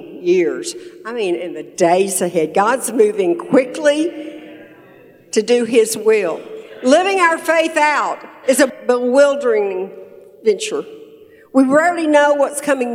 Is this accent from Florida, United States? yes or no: no; Tyler, Texas, United States; we're from Texas, Tyler, Texas, East Texas, right between Dallas and Shreveport.